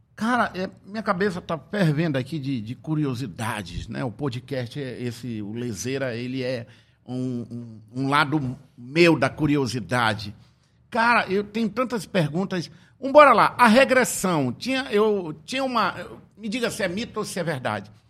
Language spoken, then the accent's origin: Portuguese; Tefé, Amazonas, Brazil; quando eu era criança, lá em Tefé, na minha querida cidade